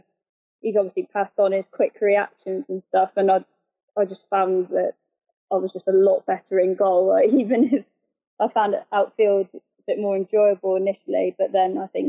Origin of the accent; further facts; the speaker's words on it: Telford, West Midlands, United Kingdom; moved away as an adult; also born or lived in Shrewsbury / Devon; now in Southampton, United Kingdom; I was from the West Midlands. So I was born in Shrewsbury, and I grew up in a little village in Telford